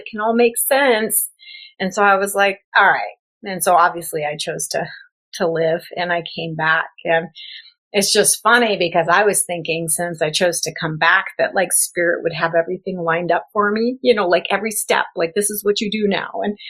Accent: Midwest, United States; also born or lived in Florida; I had moved from Florida. I was raised in the Midwest, ran all over the place, lived in Florida, and then I came out to California.

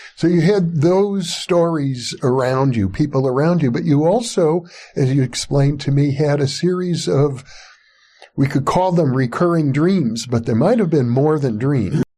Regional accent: Wisconsin, United States; moved away; I grew up in Wisconsin

